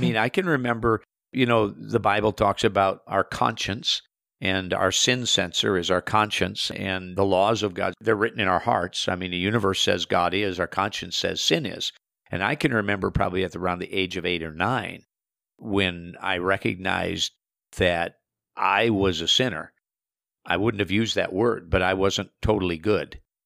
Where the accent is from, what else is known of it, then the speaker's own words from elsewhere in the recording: South Central Minnesota, United States; I was born in South Central Minnesota, farming community, and raised a farm boy on a beef operation